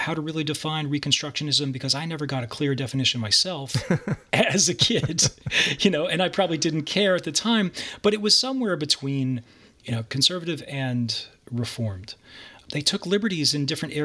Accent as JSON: {"language": "English", "town": "Piscataway", "region": "New Jersey", "country": "United States", "tie": "born or raised there", "said": "born in New Jersey and grew up pretty much in Piscataway, New Jersey in the 1980s"}